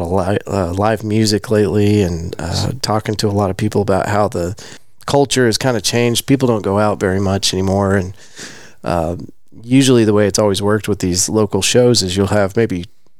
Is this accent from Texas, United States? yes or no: yes; Abilene, Texas, United States; I'm from Abilene originally.